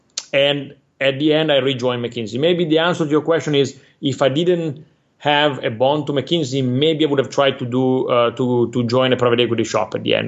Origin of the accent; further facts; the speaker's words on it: Italy; moved away as an adult; now in Singapore; I come from Italy